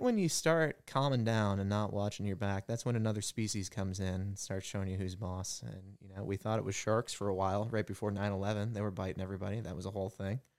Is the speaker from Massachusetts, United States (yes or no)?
no; New Hampshire, United States; moved away as an adult; now in Cincinnati, United States; I grew up in New Hampshire.